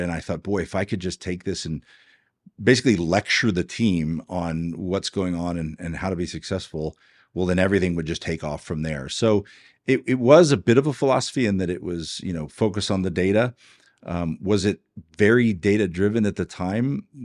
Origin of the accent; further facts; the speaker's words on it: Houston, Texas, United States; also born or lived in Georgetown, Texas; now in Dripping Springs, United States; I grew up in Houston, Texas